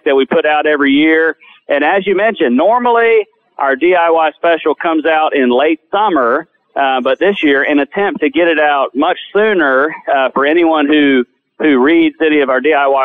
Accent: Davie County, North Carolina, United States; moved away as an adult; now in North Georgia, United States; I grew up in Davie County, North Carolina, in the Piedmont area, kind of the central part of the state

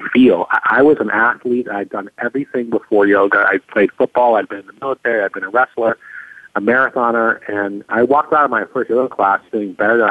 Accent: California, United States; I'm from California

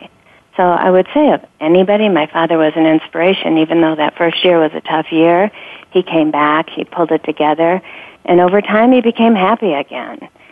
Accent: Sandusky, Ohio, United States; I grew up in Sandusky, Ohio um, in a small town, about 23,000 people

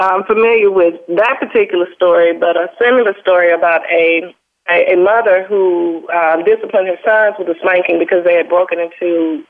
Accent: Mobile, Alabama, United States; I'm from Mobile, Alabama. And I can tell you that at 50 years of age

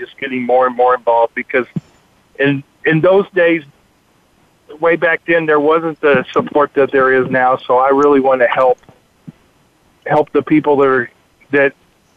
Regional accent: Texas, United States; I'm from Texas.

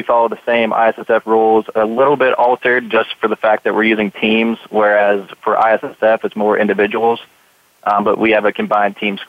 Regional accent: Pennsylvania, United States; moved away as an adult; now in Anniston, United States; I'm actually from Pennsylvania, so it's a lot warmer down here.

